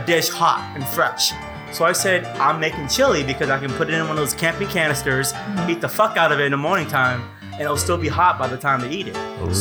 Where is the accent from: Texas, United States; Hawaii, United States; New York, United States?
Texas, United States; Conroe; Born and raised in Conroe, Texas